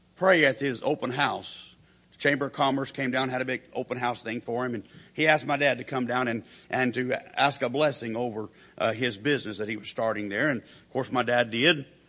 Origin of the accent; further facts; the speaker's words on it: Perry, Oklahoma, United States; the church that I grew up in there in Perry, Oklahoma